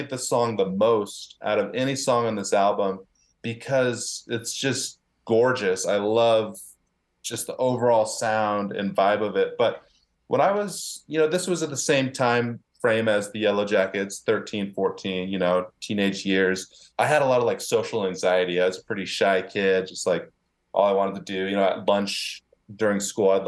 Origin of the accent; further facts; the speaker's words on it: Houston, Texas, United States; now in Brooklyn, United States; I grew up in Houston, Texas